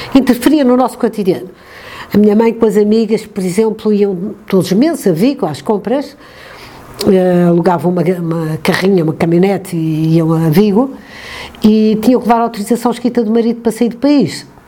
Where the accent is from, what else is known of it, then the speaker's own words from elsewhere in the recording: Porto, Norte, Portugal; also born or lived in Coimbra / Bairrada / Sangalhos; O meu pai era engenheiro e vivíamos no Porto